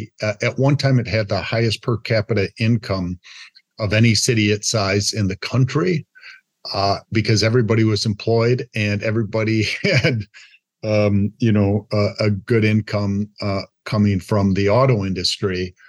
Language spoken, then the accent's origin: English; Flint, Michigan, United States; moved away as an adult; now in Madison, United States; I grew up in Flint, Michigan, and had the good sense to marry a Wisconsin girl, Sheila Brennan, now … And we've been here for the last 21 years.